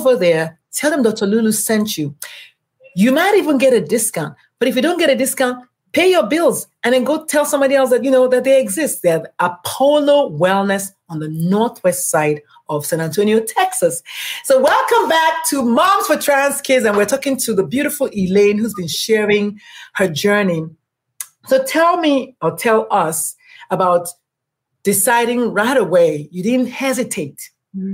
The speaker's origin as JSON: {"language": "English", "country": "Nigeria", "said": "I am Nigerian"}